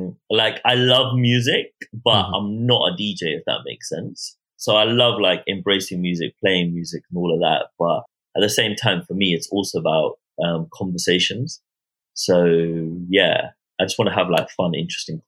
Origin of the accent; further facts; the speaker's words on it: Croydon, London, United Kingdom; also born or lived in Bolton; when I was growing up, yeah, Croydon was so amazing, yeah. Right now, it's not the best area, but it's always going to be like home for me